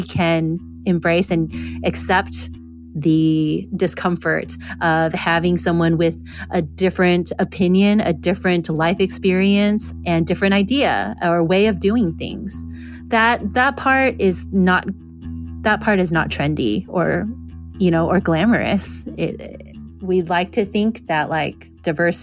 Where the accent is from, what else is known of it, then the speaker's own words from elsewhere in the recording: Houston, Texas, United States; moved away as an adult; now in New England, United States; I am a native Texan. Actually, I was born and raised in Houston